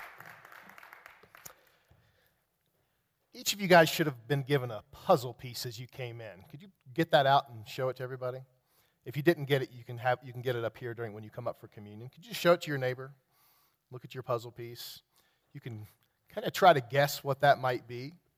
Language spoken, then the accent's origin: English; West Virginia, United States; I'm from West Virginia